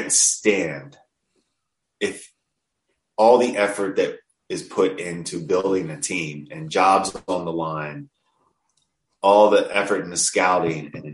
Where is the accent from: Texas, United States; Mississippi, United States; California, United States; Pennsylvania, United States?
Pennsylvania, United States; moved away as an adult; also born or lived in the South; now in Buffalo, United States; I was raised in Pennsylvania, born and raised in PA, but I spent a lot of my adult life in the South. Now I'm back in Buffalo